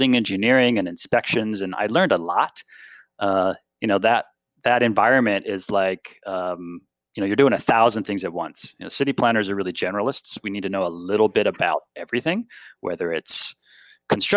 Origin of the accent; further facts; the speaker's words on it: Bay Area, California, United States; I was born and raised in the Bay Area